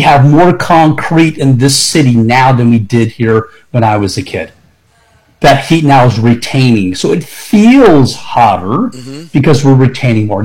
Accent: Tampa, Florida, United States; Born and raised in Tampa

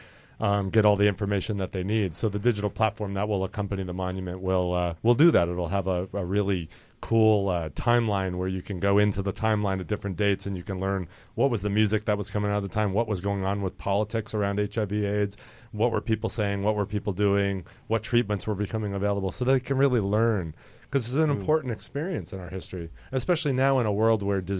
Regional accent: Northeast, United States; I'm Italian and from the Northeast

